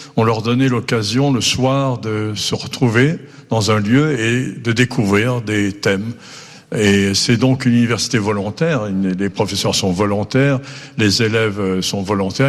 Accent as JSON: {"language": "French", "town": "Nice", "region": "Provence-Alpes-Côte d'Azur", "country": "France", "tie": "born or raised there", "also_born_or_lived": "Brittany / Mauritius"}